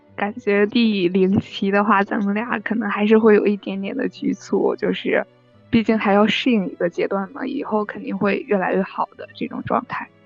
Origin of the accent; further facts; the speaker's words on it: Northeast China, China; 我是东北人